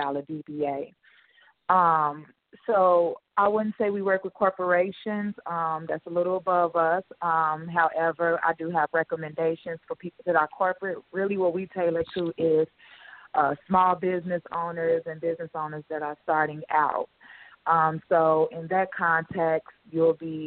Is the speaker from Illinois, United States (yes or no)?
yes; Chicago, Illinois, United States; I'm pretty much born and raised in Chicago, Illinois